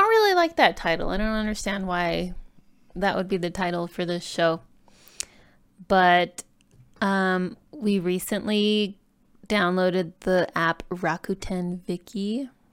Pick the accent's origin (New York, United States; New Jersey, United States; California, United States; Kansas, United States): California, United States; also born or lived in Ecuador (parents); now in Utah, United States; I was born in California